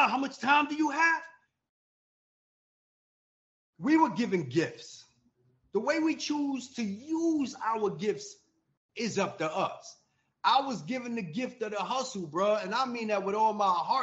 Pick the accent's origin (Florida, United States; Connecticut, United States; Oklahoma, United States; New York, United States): New York, United States; now in Atlanta, United States; I'm in Atlanta. I am from New York, but I've been down, you know, in Atlanta since 2008.